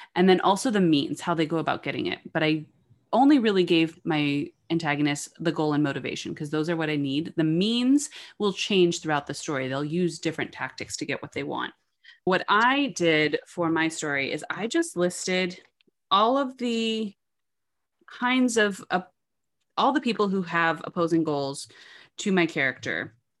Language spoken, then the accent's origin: English; New York, United States; I was raised in New York.